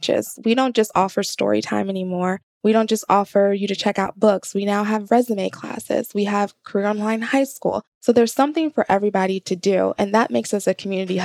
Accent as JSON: {"language": "English", "area": "Gwinnett County", "region": "Georgia", "country": "United States", "tie": "born or raised there", "said": "I grew up in Gwinnett County."}